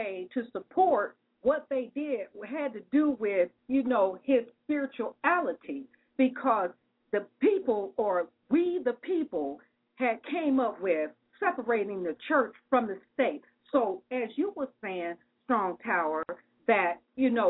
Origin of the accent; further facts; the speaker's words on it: United States; we are American